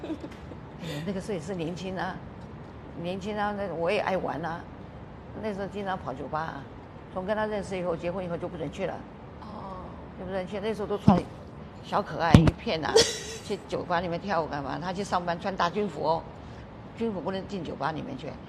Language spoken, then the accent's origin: Chinese; Taiwan; moved away as an adult; also born or lived in Washington, United States; now in United States; 我说我刚刚到，也是从台湾来的。